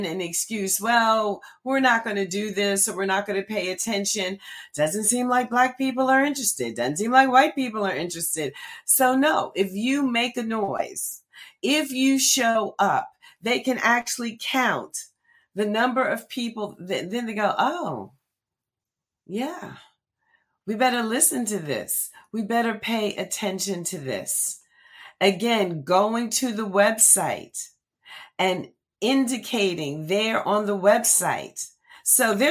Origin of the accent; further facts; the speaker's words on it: Red Bank, New Jersey, United States; In my home state, New Jersey is my home. I'm a native of New Jersey. I'm a fourth generation Red Banker.